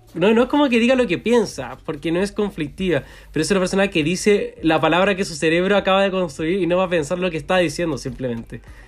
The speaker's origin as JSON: {"language": "Spanish", "country": "Chile", "said": "soy chileno"}